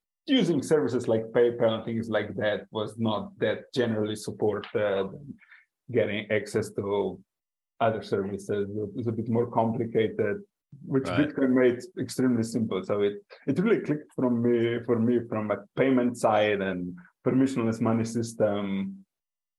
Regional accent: Slovenia; I am from Slovenia, but currently escaping the European winter in Mexico.

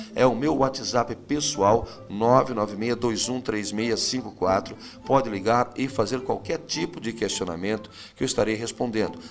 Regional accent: Brazil; nós brasileiros

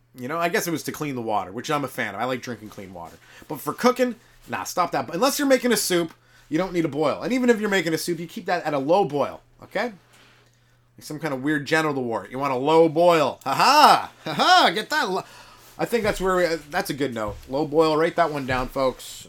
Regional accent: England, United Kingdom; I'm English

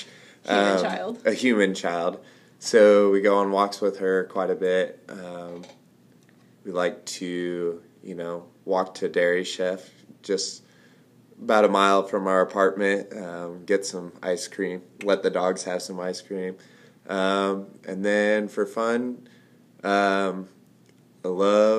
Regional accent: Ord, Nebraska, United States; I grew up in Ord, Nebraska.

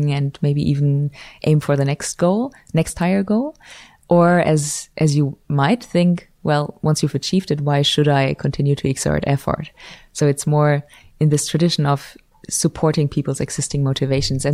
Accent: Germany; moved away as an adult; also born or lived in Switzerland; now in Los Angeles, United States; I'm from Germany originally

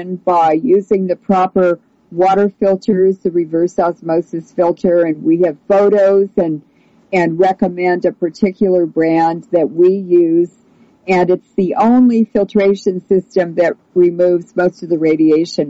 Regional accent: United States; as an American

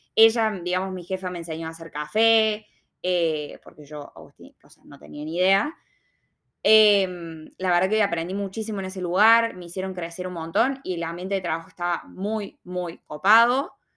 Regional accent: Argentina; moved away as an adult; also born or lived in Sydney, Australia; now in Melbourne, Australia

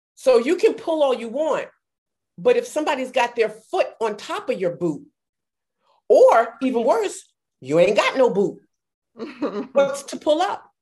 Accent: New York City, New York, United States; now in Atlanta, United States; I'm from Brooklyn, but I've lived here for over 30 years

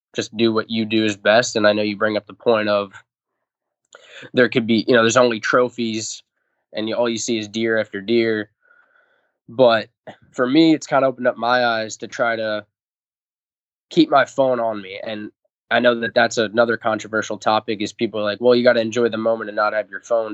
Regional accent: Long Island, New York, United States; I'm from Long Island, so all the hunting I grew up doing

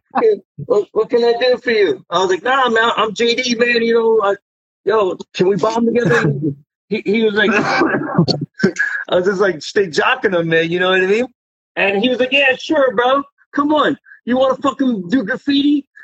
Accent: New York City, New York, United States; we're both Queens, we're both from Forest Hills.

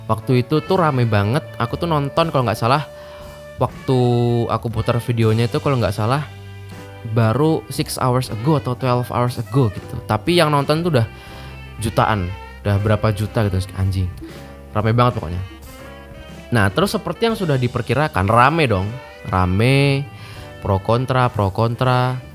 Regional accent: North Sumatra, Indonesia; born there; si … ini itu tuh orang Batak Karo yang mana tempat kelahiranku di situ gitu di Batak Karo di Kabupaten Karo lebih khususnya

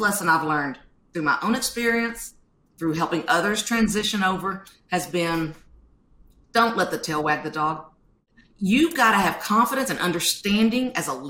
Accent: the South, United States; I'm from the South

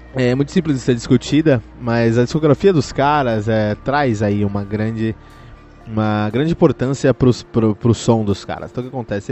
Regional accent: Cotia, São Paulo, Brazil; eu que cresci em Cotia, ali tínhamos um, um bar chamado Incinerator

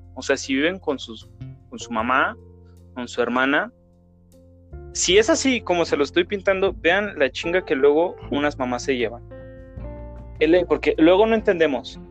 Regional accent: Mexico; todos somos mexicanos

